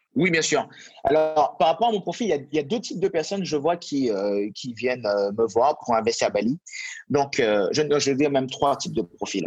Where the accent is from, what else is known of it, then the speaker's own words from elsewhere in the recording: Martinique; moved away; je viens d'une île aussi, donc je viens de Martinique à l'origine